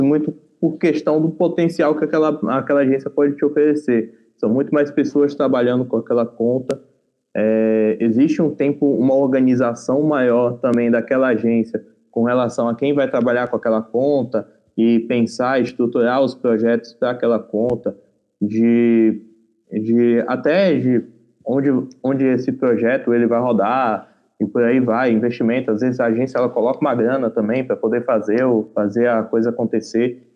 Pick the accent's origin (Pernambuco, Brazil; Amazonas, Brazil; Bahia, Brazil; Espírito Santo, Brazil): Bahia, Brazil; Feira de Santana; now in São Paulo, Brazil; Eu vim de Feira de Santana, Bahia, mais precisamente do bairro Parque Lagoas Bahia